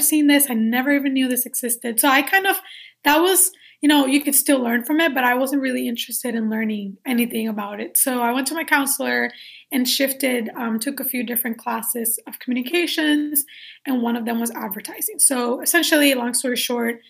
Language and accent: English; Puerto Rico; I was born and raised in Puerto Rico.